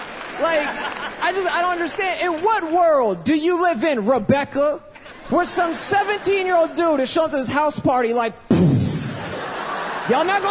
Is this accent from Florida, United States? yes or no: yes; Tampa, Florida, United States; from Tampa, Florida.